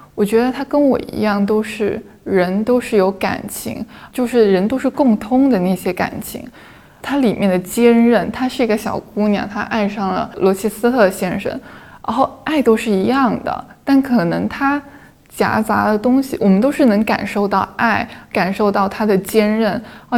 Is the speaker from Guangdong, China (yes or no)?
yes; Guangdong, China; 我们广东人有一个特征就是不愿意离开家